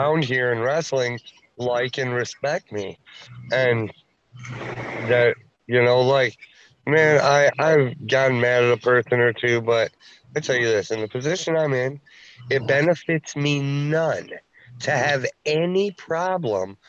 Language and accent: English; Pennsylvania, United States; I'm from Pennsylvania